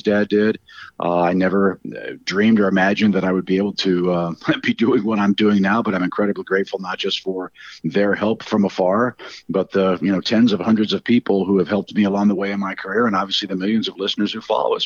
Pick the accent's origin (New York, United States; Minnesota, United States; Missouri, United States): Missouri, United States; St. Louis; I grew up in St. Louis, didn't see my dad very much until I came to college.